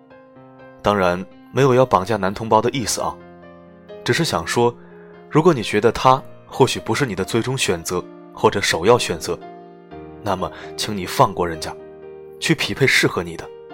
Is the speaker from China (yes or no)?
yes; Dongting Lake, Hunan, China; 我在洞庭湖边长大